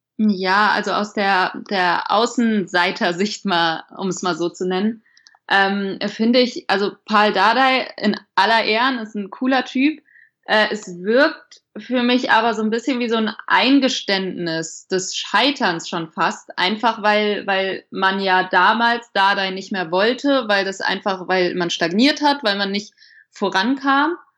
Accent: Hesse, Germany; now in Frankfurt, Germany; ich komme gebürtig aus Hessen, nicht direkt aus Frankfurt, sondern 100 Kilometer weiter aus einem Kaff

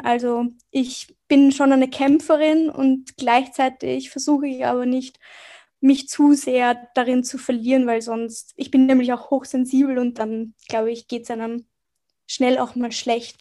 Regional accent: Vienna, Austria; Ich bin aus Wien, also ich bin in Wien geboren und aufgewachsen

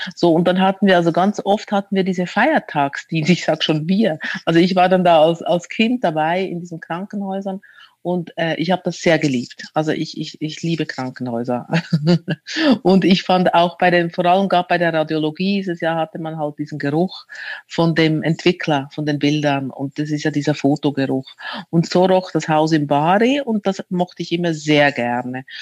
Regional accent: Zürich, Switzerland; moved away as an adult; now in Berlin, Germany; ich bin in Zürich geboren als Italienerin

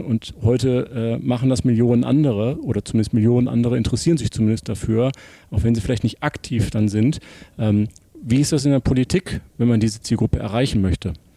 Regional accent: Essen, North Rhine-Westphalia, Germany; in Essen, in Essen Ost, quasi hier um die Ecke sogar

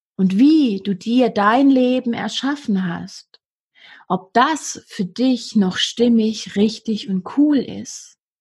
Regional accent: Swabia, Germany; accent: Swabian; ich bin aus dem Schwabenland, ich darf frägst benutzen

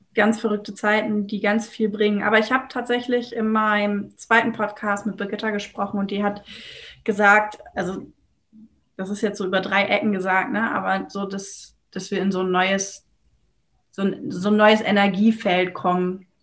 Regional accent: Germany; ich komme aus Deutschland.

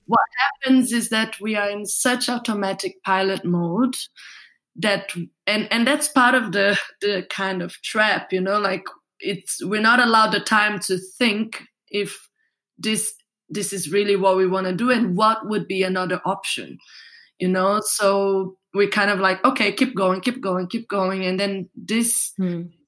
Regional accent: Brazil; moved away as an adult; now in Berlin, Germany; I come from Brazil and I lived until my 22 years old there.

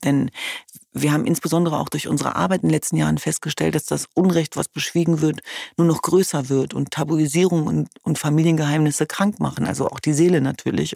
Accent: Hanover, Lower Saxony, Germany; Ich komme ja aus Hannover-Linden.

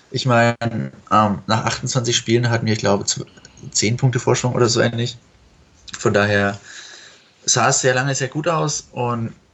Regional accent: Fürth, Bavaria, Germany; Äh, ich komme aus Fürth, was auch relativ einfach erklärt, warum die Spielvereinigung.

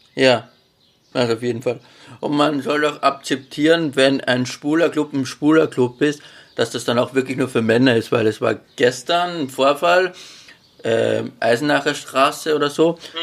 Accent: Austria; weil ich aus Österreich.

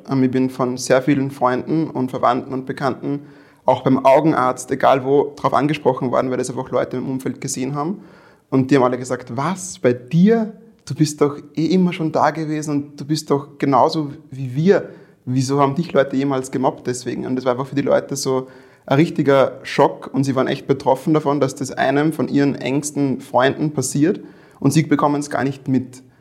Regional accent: Weizenkirchen, Upper Austria, Austria; ich bin in Weizenkirchen aufgewachsen. Meine Mutter kommt von dort.

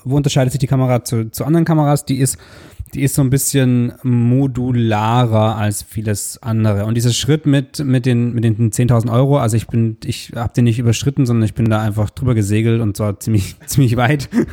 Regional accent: Southern Germany, Germany; wir sind beide aus Süddeutschland

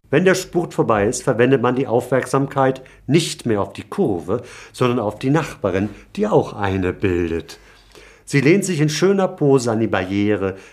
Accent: Hamburg, Germany; als gebürtigen Hamburger

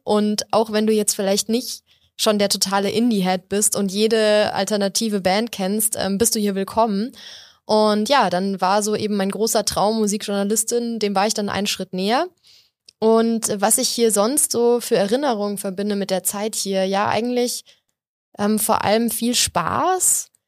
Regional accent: Munich, Bavaria, Germany; ich bin hier geboren und aufgewachsen

